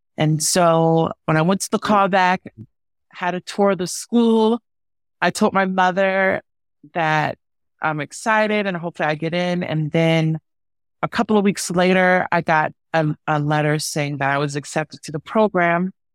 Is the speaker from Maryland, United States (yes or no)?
yes; Baltimore, Maryland, United States; accent: Mid-Atlantic; moved away as an adult; also born or lived in San Francisco; growing up in Baltimore, you know, because we have all of these, like, Mid-Atlantic root and our dialects are all